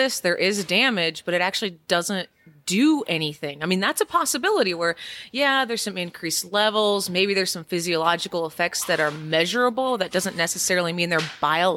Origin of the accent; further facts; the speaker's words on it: Indiana, United States; now in Kansas, United States; I come originally from Indiana, although I live in Kansas now